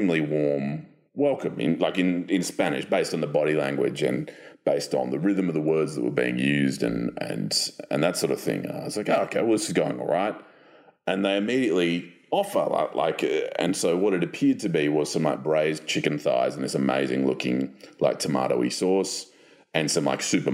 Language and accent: English; Australia; I'm from Australia